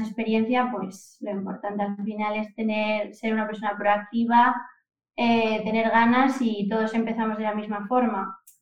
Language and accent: Spanish; Oviedo, Asturias, Spain; also born or lived in Camuño, Salas, Asturias; soy de Oviedo y, bueno, toda mi infancia he estado un poco entre Oviedo y Camuño que es mi pueblo que está en el Concejo de Salas, ahí en Asturias también